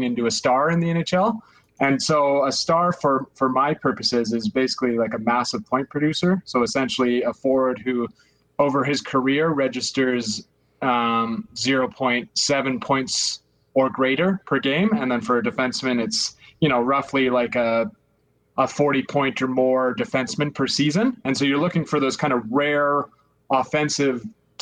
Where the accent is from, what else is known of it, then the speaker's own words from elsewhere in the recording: Calgary, Alberta, Canada; I'm from Canada. I'm from Calgary. So, I mean, it's kind of, you know, you're born into it, basically. Kind of grew up a hockey fan